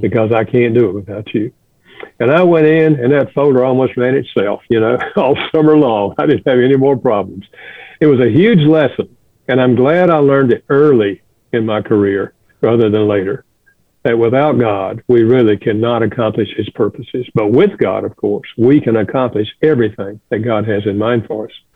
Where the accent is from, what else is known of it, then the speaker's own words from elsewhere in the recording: the South, United States; moved away as an adult; also born or lived in Chicago; I grew up in the South